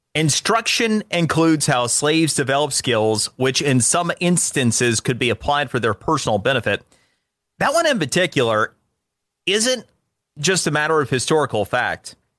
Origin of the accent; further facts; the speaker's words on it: Florida, United States; my home state is Florida